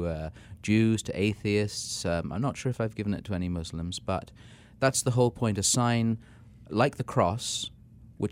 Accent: England, United Kingdom; moved away as an adult; also born or lived in London, England / Vermont, United States; now in Washington, D.C., United States; I'm an Englishman, even though I look like an Irishman.

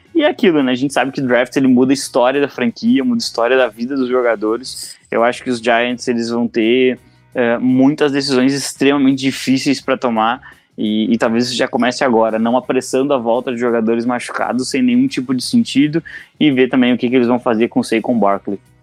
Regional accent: Brazil; nós, como brasileiros

